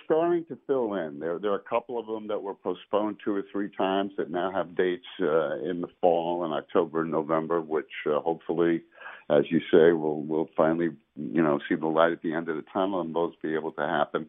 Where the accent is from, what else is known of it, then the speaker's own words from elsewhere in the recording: New York City, New York, United States; I was born in Brooklyn, New York.